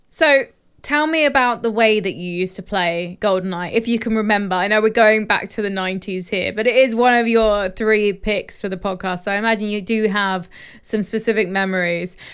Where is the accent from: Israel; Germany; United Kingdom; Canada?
United Kingdom; I'm British